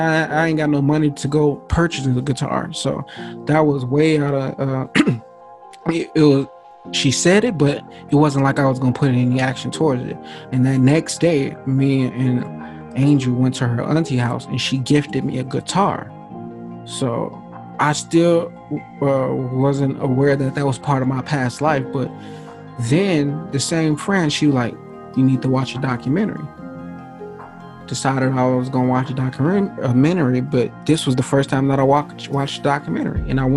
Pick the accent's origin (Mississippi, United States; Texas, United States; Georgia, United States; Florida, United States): Georgia, United States; Atlanta; born there; and I was born in Atlanta, Georgia, this life.